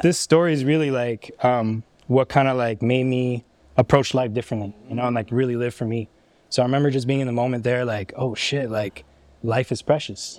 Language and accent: English; Ottawa, Ontario, Canada; I come from Ottawa